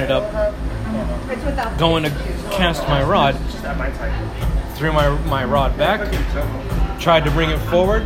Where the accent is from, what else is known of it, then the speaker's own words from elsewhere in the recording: Kodiak, Alaska, United States; as a wee lad, growing up on Kodiak Island